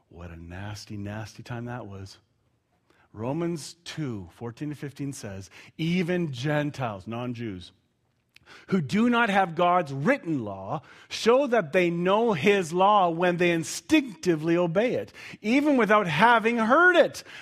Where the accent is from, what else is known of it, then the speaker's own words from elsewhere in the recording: Canada; I'm Canadian. I took offense.